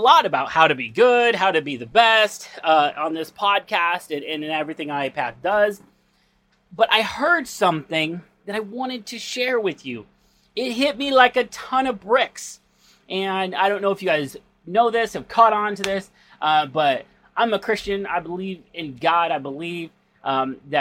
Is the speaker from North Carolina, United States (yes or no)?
yes; North Carolina, United States; moved away; my hometown church back in North Carolina